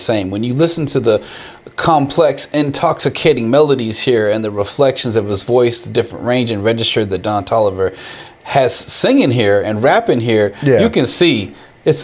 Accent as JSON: {"language": "English", "town": "Austin", "region": "Texas", "country": "United States", "tie": "born or raised there", "also_born_or_lived": "Houston", "said": "being an Austin boy, growing up in Austin, Texas"}